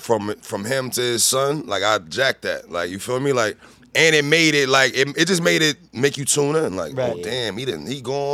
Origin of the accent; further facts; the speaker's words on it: New York City, New York, United States; I'm from Harlem.